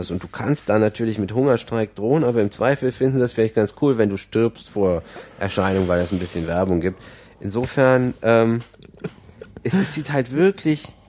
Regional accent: Aachen, North Rhine-Westphalia, Germany; ich komme aus Aachen und ähm, das ist auch schlimm.

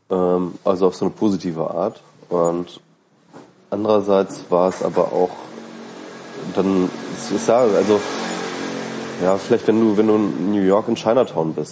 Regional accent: East Germany, Germany; Als Ossi

